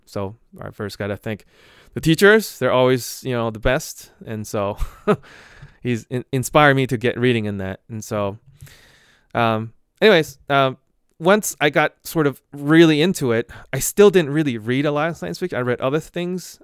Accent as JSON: {"language": "English", "town": "Boston", "region": "Massachusetts", "country": "United States", "said": "I'm from Boston area"}